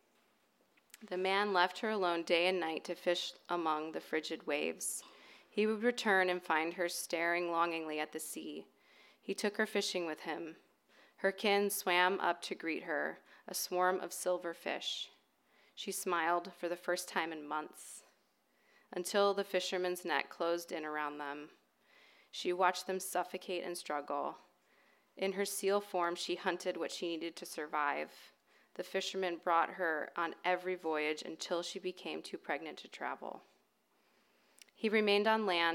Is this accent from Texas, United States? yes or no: no; Ohio, United States; moved away as an adult; now in California, United States; I grew up in Ohio